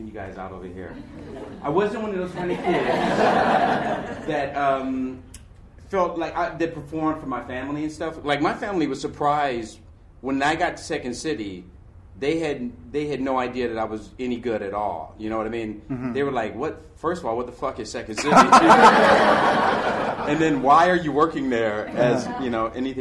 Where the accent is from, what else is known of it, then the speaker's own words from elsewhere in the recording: Detroit, Michigan, United States; moved away as an adult; also born or lived in Chicago; I came from Detroit